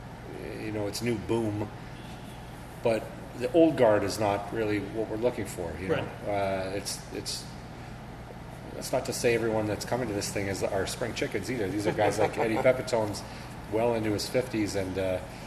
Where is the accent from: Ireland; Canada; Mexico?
Canada